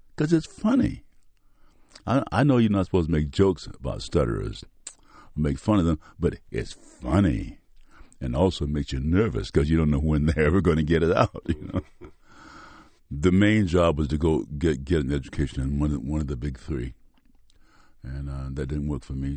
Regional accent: Mississippi, United States; accent: Mississippi; moved away; I'm using my Mississippi accent, the one I use when I go home to Tate County.

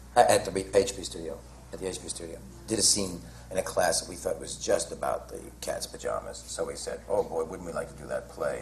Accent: New York, United States; I was from New York

